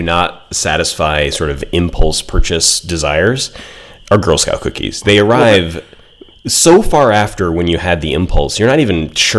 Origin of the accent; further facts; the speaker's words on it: New York, United States; I grew up in New York